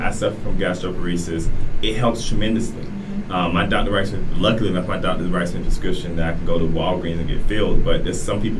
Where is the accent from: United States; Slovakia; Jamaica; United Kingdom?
United States; Florida; I am from Florida.